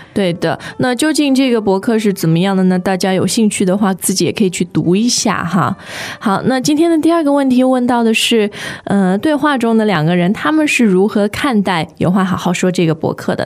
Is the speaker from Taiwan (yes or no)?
no; China; 我们中国人